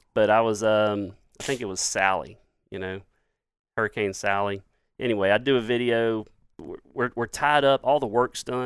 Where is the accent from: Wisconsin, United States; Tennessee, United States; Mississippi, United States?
Mississippi, United States; Laurel; I'm an Irishman born in Jones County.